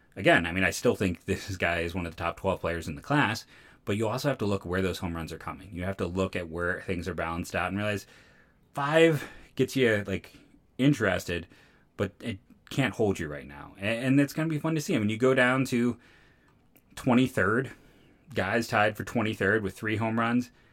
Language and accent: English; Akron, Ohio, United States; I'm from Akron, born and raised in Northeastern Ohio